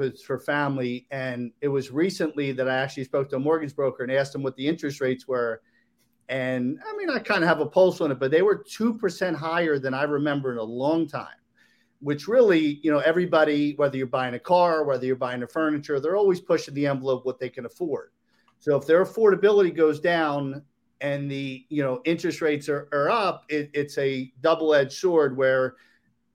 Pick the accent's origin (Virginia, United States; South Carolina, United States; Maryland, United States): Maryland, United States; moved away as an adult; now in South Florida, United States; I'm from Maryland